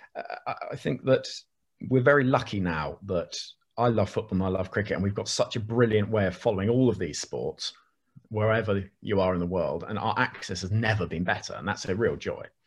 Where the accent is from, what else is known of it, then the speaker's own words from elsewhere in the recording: Oxford, South East England, United Kingdom; Growing up in Oxford